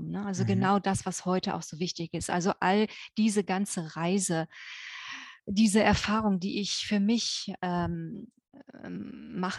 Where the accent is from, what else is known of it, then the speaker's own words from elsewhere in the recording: Germany; ihr hört es ja an meinem Akzent. Ne? Äh, ich bin äh, in Deutschland aufgewachsen und äh, auf dem Land ganz wohl behütet